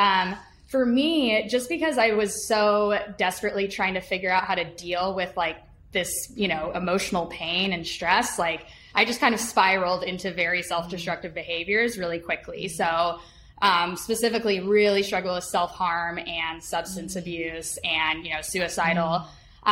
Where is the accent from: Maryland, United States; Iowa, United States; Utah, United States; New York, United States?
Utah, United States; moved away; I grew up mainly in Utah